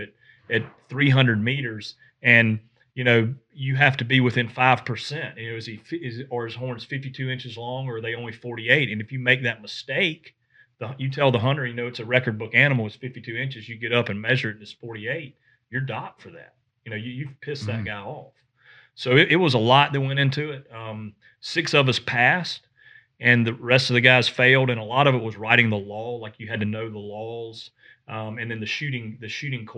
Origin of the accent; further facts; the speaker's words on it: the South, United States; growing up in the South and being a whitetail guy